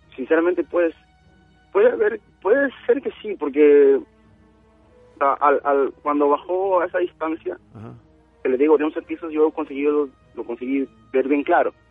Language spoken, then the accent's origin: Spanish; Lima, Peru; now in Nagoya, Japan; cuando tenía unos 11 años, estaba en Perú, mi mamá se compró un terreno en Santanita.